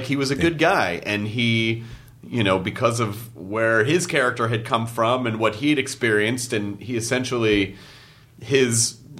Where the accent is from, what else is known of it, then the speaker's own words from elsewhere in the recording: the South, United States; he was that guy you know, especially growing up in the South, like, oh, that's your uncle.